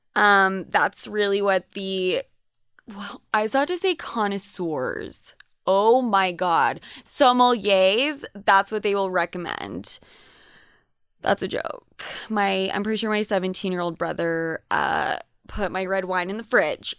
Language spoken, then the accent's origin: English; Utah, United States; also born or lived in New York; I was considered Spanish as fuck in high school growing up in Utah